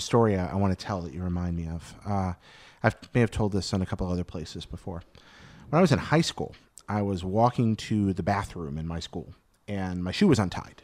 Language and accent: English; American South, United States; I grew up in the American South